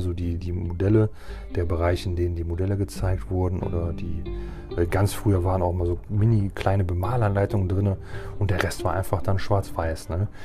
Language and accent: German; Germany; hier bei uns in Deutschland